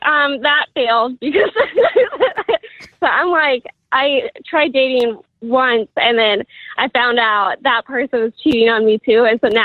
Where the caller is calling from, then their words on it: Kansas City, Missouri, United States; Kansas City, Missouri.